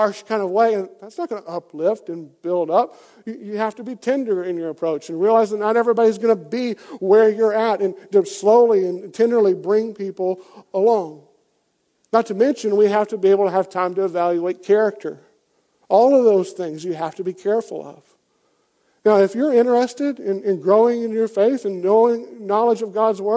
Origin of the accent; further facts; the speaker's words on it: Deep South, United States; I grew up, as you can tell by my accent, in the pretty deep South. I grew up down in the South